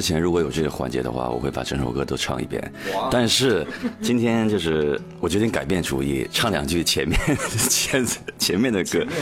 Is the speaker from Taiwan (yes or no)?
no; Northeast China, China; 因为我是东北人嘛